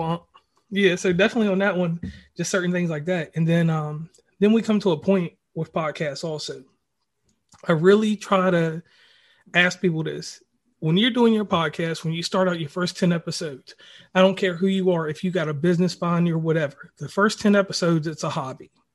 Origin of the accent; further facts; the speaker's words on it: Virginia, United States; my family, we're originally from Virginia. Um, the center of Virginia, like right below Charlottesville